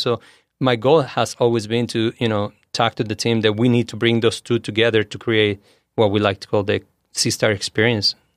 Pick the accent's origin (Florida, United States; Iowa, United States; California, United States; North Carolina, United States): California, United States; San Diego; growing up in San Diego, um, as a kid